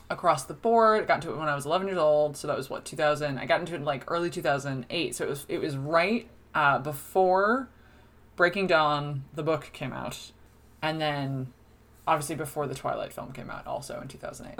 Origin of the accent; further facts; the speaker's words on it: Toms River, New Jersey, United States; moved away as an adult; also born or lived in Boston; now in Dublin, Ireland; I'm from Tom's River, which is where Seaside Heights is